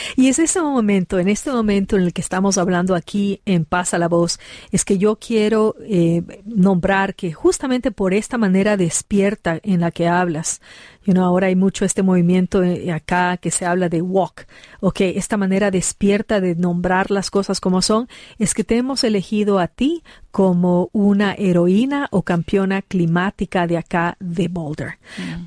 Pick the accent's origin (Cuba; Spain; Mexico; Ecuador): Ecuador; now in Colorado, United States; mi país, Ecuador